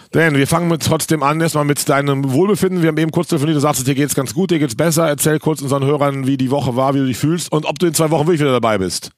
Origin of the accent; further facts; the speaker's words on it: Cologne, North Rhine-Westphalia, Germany; als Kölner mitten im Karneval